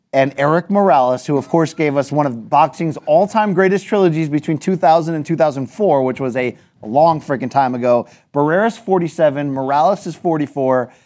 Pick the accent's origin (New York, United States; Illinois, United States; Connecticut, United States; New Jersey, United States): Connecticut, United States; Naugatuck; moved away; my hometown of Naugatuck, Connecticut